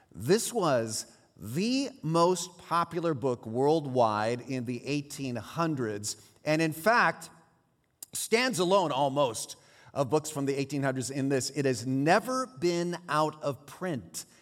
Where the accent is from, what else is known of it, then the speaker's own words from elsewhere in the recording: San Jose, California, United States; first language Swiss German; my little sister and I grew up over in San Jose, our, our parents were Swiss immigrants, and so we grew up speaking Swiss German